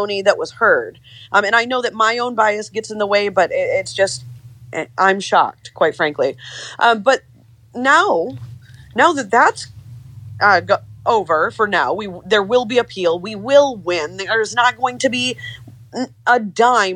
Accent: Michigan, United States; also born or lived in Atlanta; now in San Francisco, United States; I grew up in Michigan. My family goes back there generations.

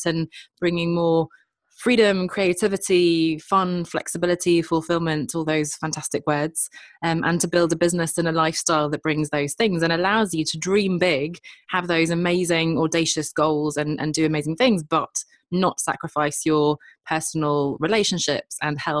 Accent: London, United Kingdom; I'm born and raised in London, but actually my parents are Swedish

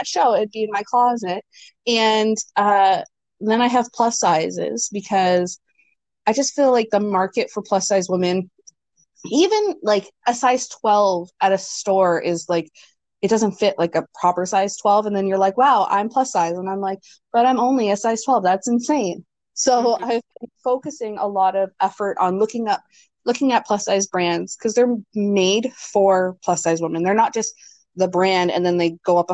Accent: Ontario, Canada; also born or lived in Greater Toronto Area; now in New Brunswick, Canada; I'm not originally from New Brunswick. I'm from Ontario. I used to live in the GTA.

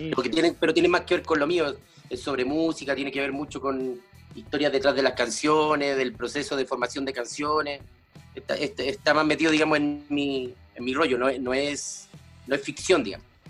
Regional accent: Talcahuano, Biobío, Chile; sobre todo mi infancia y en la René Schneider, en, Talcahuano.

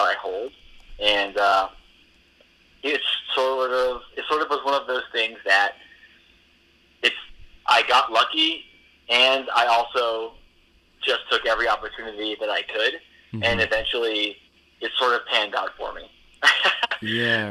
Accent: Massachusetts, United States; moved away as an adult; also born or lived in Maine; I grew up in Massachusetts. I went to college at the University of Maine

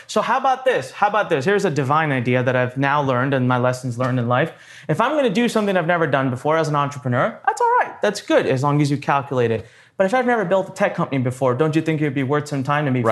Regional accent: Punjab, India; now in Maryland, United States; I'm actually Punjabi, so I'm from north part

